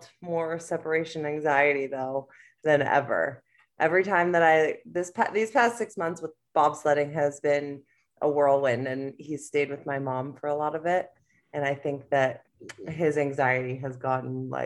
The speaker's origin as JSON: {"language": "English", "area": "Northeast Philly suburb", "region": "Pennsylvania", "country": "United States", "tie": "born or raised there", "also_born_or_lived": "Chicago, Illinois / Elmira, New York", "moved": "as an adult", "said": "I grew up in like a Northeast Philly suburb"}